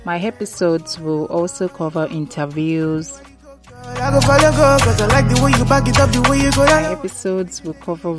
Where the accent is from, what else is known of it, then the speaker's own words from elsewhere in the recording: Nigeria; also born or lived in Lagos; as a Nigerian and as a Lagos resident.